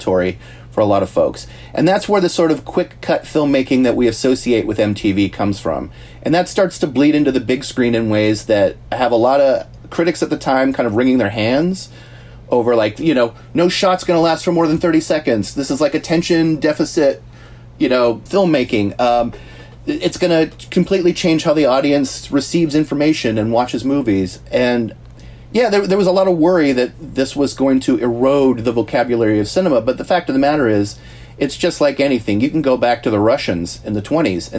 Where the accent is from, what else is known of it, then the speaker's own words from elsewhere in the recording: the Bay Area, California, United States; I grew up in the Bay Area